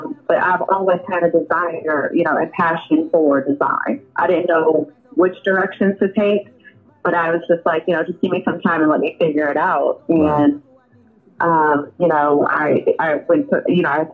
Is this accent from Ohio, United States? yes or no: yes; Columbus, Ohio, United States; also born or lived in New Jersey; my mom moved from here when I was a young child, so I just grew up here.